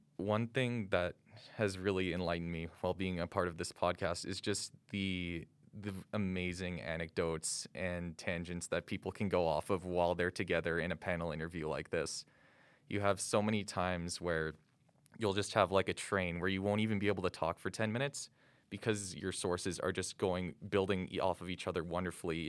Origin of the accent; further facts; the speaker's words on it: St. Albert, Alberta, Canada; moved away as an adult; now in Calgary, Canada; I'm originally from Saint Albert, Alberta, but now I reside here in Calgary, Alberta